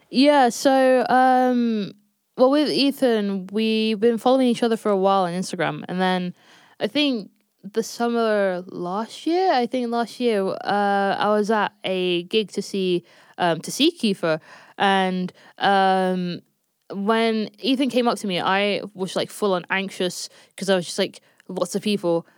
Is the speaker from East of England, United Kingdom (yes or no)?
no; London, United Kingdom; born and raised in London, um, specifically North London